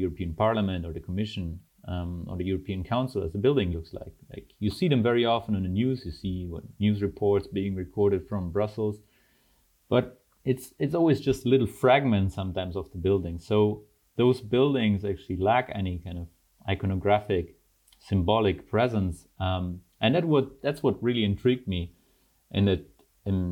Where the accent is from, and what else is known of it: Germany; born or raised there; also born or lived in Almaty, Kazakhstan / Leuven, Belgium / Antwerp, Belgium